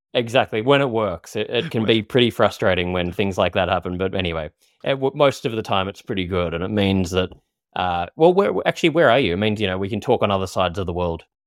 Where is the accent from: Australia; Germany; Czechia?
Australia; moved away; I'm from Australia